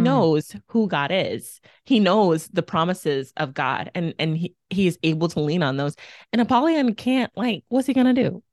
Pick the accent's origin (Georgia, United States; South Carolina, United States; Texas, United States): Texas, United States; moved away as an adult; also born or lived in Mississippi; I'm from Texas. I thought it was the South. And then I moved to Mississippi